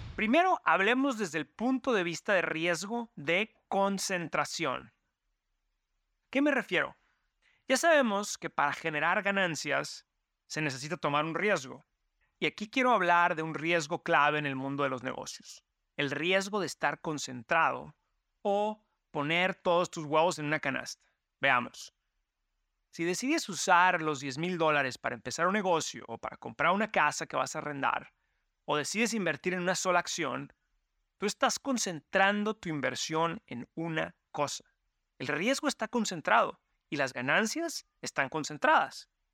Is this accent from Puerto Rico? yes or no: no; Mexico; now in New York, United States; mi familia que venimos de México